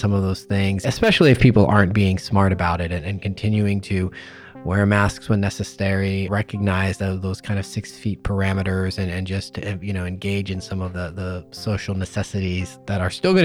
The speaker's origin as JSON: {"language": "English", "region": "Ohio", "country": "United States", "tie": "born or raised there", "moved": "yes", "lives_now": "North Carolina, United States", "said": "I grew up in Ohio"}